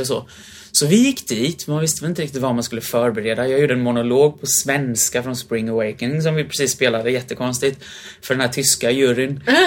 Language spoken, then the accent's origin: Swedish; Sweden; moved away as an adult; also born or lived in Germany / London / Vienna; hemma i Sverige